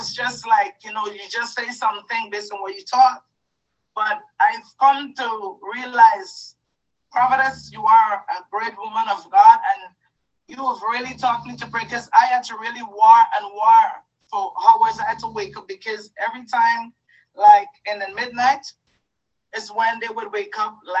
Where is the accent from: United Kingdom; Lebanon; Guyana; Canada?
Guyana; moved away; Because when I came into this country, I came from Guyana. And my whole life, it was a lot of ups and downs.